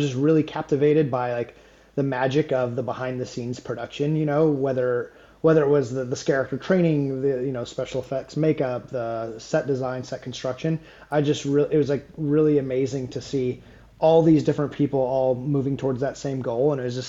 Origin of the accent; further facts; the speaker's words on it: Southern California, United States; moved away as an adult; now in Savannah, United States; So I was born and raised in Southern California, and I am now based out of Savannah, Georgia.